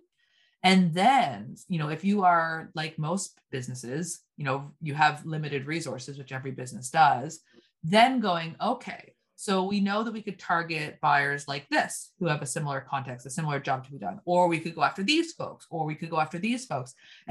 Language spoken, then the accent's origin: English; Canada; also born or lived in Nova Scotia; we're both Canadian.